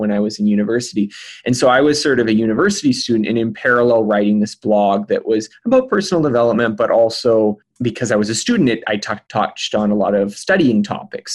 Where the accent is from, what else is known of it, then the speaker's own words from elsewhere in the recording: The Pas, Manitoba, Canada; moved away; in my hometown, in a small hometown, the Paw, Manitoba, which is way up north